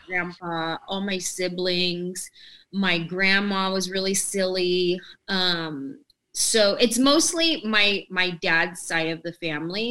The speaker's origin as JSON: {"language": "English", "town": "San Jose", "region": "California", "country": "United States", "tie": "born or raised there", "also_born_or_lived": "Los Angeles, California", "moved": "yes", "said": "I grew up in San Jose, California, and I wanted to be an actress"}